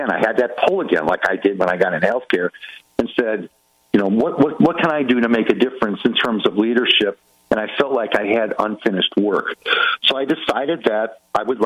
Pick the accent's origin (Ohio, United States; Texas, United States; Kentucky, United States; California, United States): Ohio, United States; Cleveland; moved away as an adult; also born or lived in Kansas; Cleveland, Ohio, which is my hometown